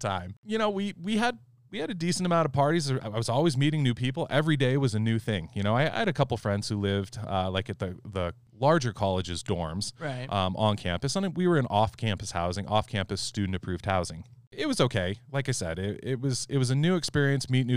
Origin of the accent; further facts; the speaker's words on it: California, United States; I was the assistant manager at the local auto parts store where I grew up in California